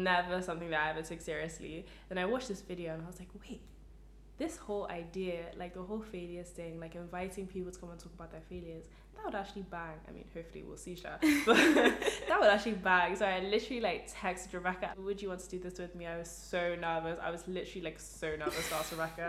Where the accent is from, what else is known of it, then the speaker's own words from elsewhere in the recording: England, United Kingdom; I grew up in England my whole life